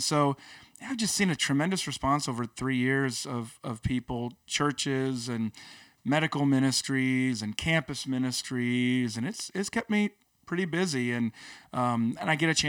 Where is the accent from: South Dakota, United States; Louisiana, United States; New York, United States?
South Dakota, United States; And I came over from South Dakota.